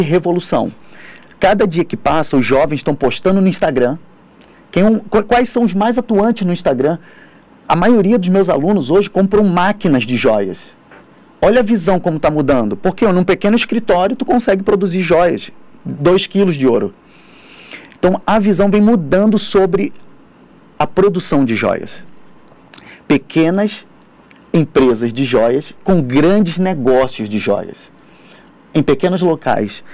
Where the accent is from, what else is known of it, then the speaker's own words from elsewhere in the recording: Rio de Janeiro, Brazil; now in São Paulo, Brazil; eu sou do Rio de Janeiro